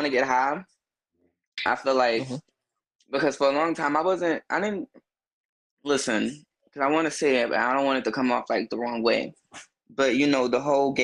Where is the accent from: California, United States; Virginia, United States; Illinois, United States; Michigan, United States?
Illinois, United States; Chicago; now in Louisville, United States; born and raised in Chicago, but I have moved and, you know what I'm saying, spent years elsewhere, but Chicago is always my home